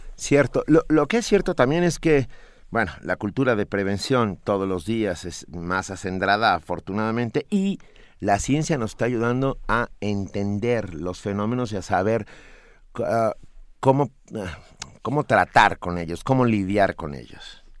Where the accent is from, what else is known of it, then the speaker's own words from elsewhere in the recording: Mexico; los mexicanos también lo decimos